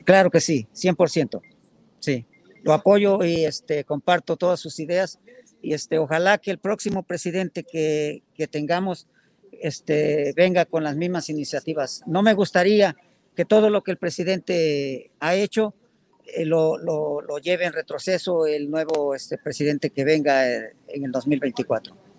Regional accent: Puebla, Mexico; moved away as an adult; now in United States; Soy de Puebla

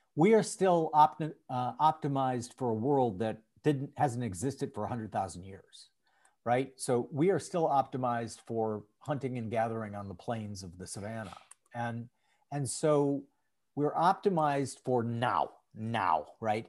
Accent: St. Paul, Minnesota, United States; I grew up in St. Paul, Minnesota

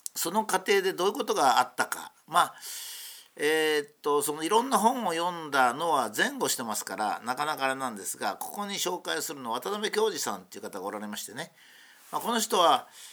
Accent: Japan; 僕はそういう国に生まれたんだ

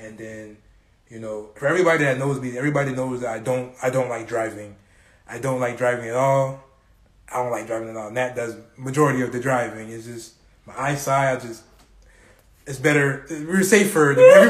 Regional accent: South Florida, United States; I grew up in South Florida.

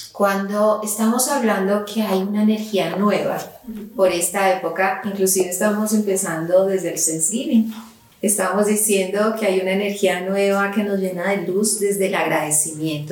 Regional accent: Colombia; Yo soy colombiana y entonces ya me están escuchando el acento y como colombiana nosotros a inicios de diciembre celebramos el Día de las Velitas

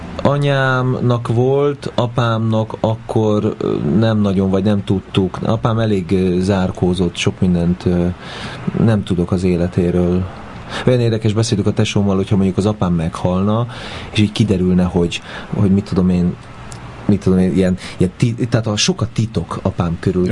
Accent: Budapest, Hungary; a 9. kerületben születtem, de ott egy évet töltöttünk el, és utána ahol én már nevelkedtem, meg ahol felnőttem, az, az a 8. kerület József körút volt

